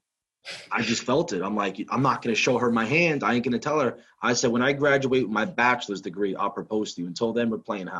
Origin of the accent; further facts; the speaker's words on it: Hudson County, New Jersey, United States; I'm from Hudson County, so like New York was just the thing